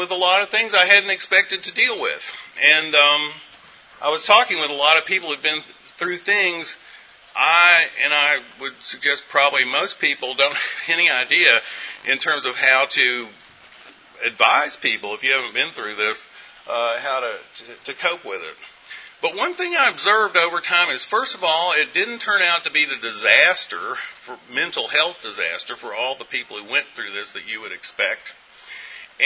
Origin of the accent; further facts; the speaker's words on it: Western North Carolina, United States; moved away; I'm from Western North Carolina